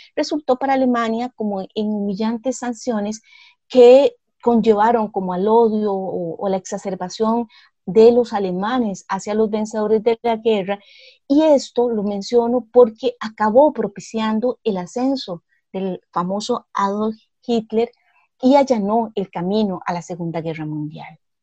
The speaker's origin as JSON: {"language": "Spanish", "country": "Costa Rica", "said": "yo me siento costarricense y no me siento, por decirle, brasileña"}